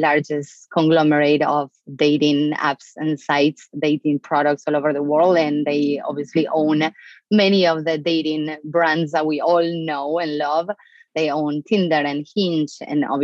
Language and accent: English; Argentina; English is a second language; moved away as an adult; now in United States; I'm an immigrant from Argentina. I was born and raised in Argentina.